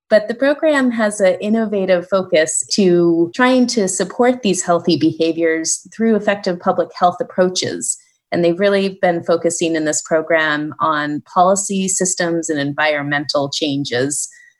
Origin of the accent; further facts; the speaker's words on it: Alaska, United States; I grew up in Alaska and have always loved living here